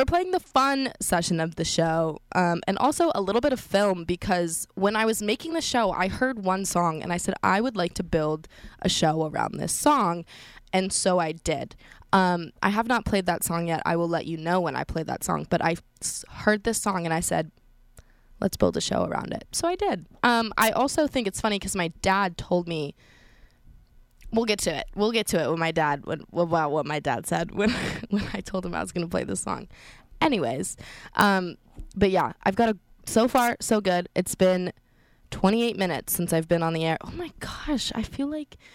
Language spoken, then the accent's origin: English; Colorado, United States; I'm from Colorado, so I'm used to, like, the snow and skiing and it being really cold